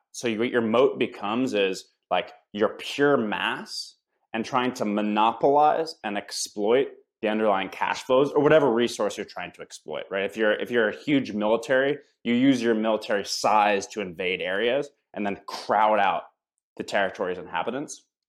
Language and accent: English; United States; as an American